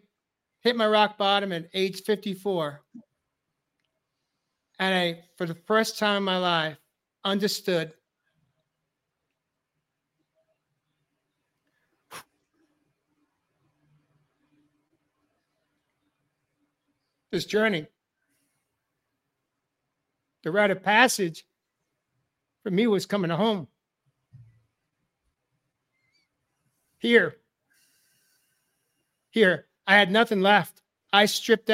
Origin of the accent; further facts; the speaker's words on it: New York, United States; I grew up in New York area, New York metro